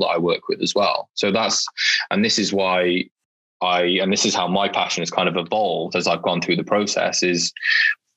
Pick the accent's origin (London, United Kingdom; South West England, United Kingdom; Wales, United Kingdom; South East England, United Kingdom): Wales, United Kingdom; Welsh; I'm a Welsh student